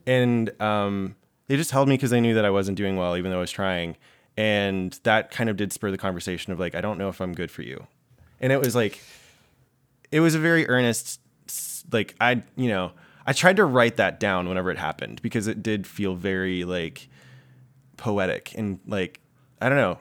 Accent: the South, United States; now in New York, United States; I came from the South where everyone is trying to get married

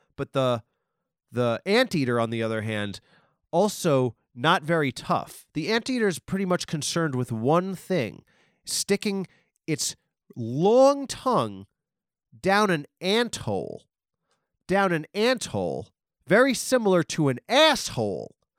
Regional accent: Nassau County, Long Island, New York, United States; I live in Long Island. I'm from Nassau. I'm from on the border of Nassau and Queens, but my whole life

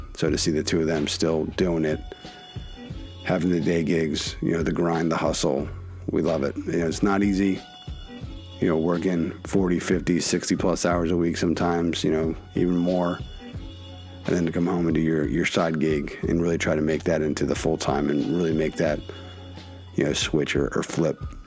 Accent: Philadelphia, Pennsylvania, United States; proud of Philadelphia, proud of my hometown growing up

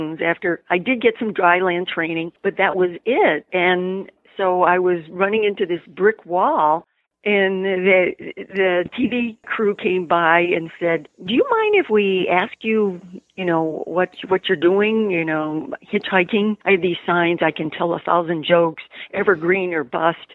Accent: Rutland, Vermont, United States; we were so blessed growing up in Rutland, Vermont

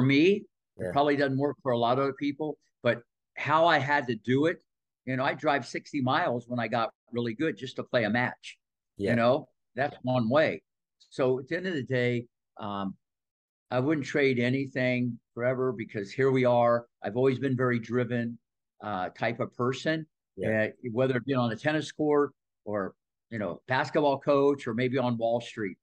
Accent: Midwest, United States; moved away; also born or lived in Ohio Valley; growing up in the Midwest

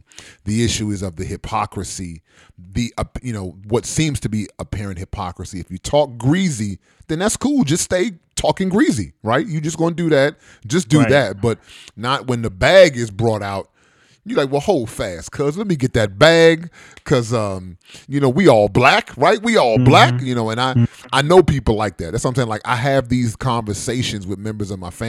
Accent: United States; I was born in the United States. So I'm an anchor baby, right?

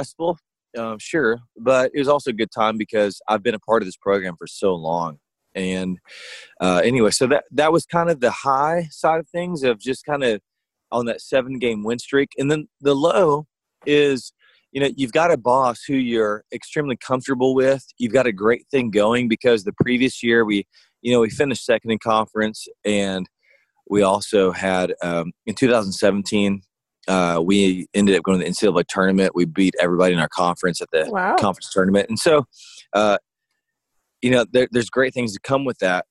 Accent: Southeast Arkansas, United States; I grew up in Southeast Arkansas, so Louisiana was 9 miles away from me

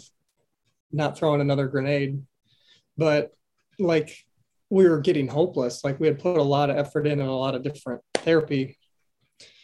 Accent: Iowa, United States; moved away as an adult; I grew up in Iowa and I moved here 20 years ago

